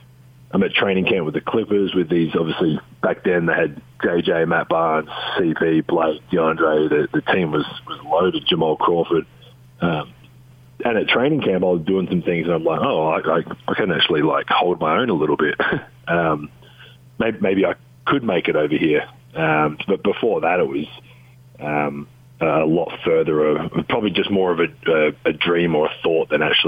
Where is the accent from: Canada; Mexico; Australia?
Australia; Adelaide, South Australia; My dream growing up was to play for Australia and was to play for the Adelaide 36ers, my hometown team.